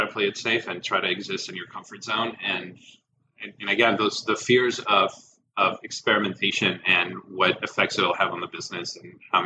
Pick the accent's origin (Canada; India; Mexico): Mexico; now in United States; I grew up in Mexico where the family unit is very much still a thing